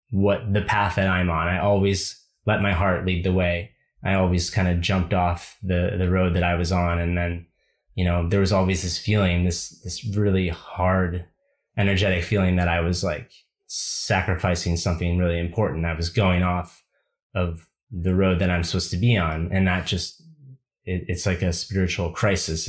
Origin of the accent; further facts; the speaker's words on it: United States; as a young boy growing up in America